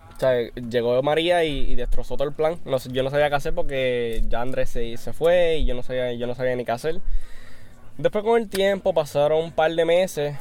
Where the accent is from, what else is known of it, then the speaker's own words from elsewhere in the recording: Aguadilla, Puerto Rico; Kelvin y yo somos de Aguadilla